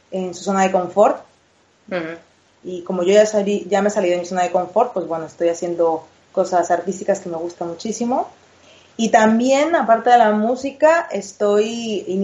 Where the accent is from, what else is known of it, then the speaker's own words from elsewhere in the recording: Veracruz, Mexico; moved away as an adult; now in Madrid, Spain; Yo, mira, eh, nací en Veracruz, en México, hace 33 hermosas primaveras.